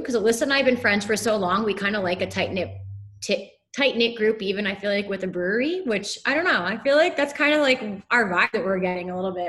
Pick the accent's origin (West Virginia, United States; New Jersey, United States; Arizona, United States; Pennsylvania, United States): New Jersey, United States; East Coast; moved away; that's because I'm from the East Coast.